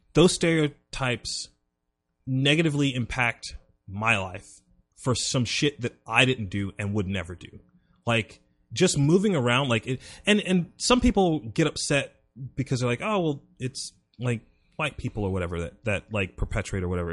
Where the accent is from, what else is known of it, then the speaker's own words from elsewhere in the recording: South Carolina, United States; growing up in South Carolina